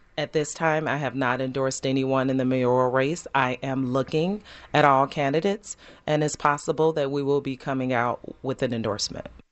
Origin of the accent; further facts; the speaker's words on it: Chicago, Illinois, United States; born and raised in Chicago